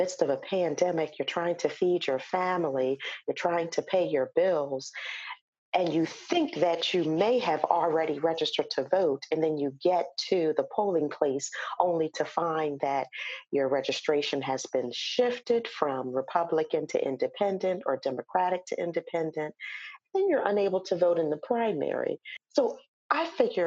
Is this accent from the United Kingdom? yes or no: no; Wilmington, Delaware, United States; I'm originally from Delaware, born and raised Wilmingtonian